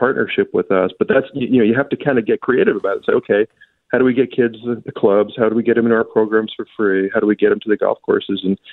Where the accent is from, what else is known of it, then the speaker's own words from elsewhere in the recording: New Jersey, United States; now in Minnesota, United States; I grew up in New Jersey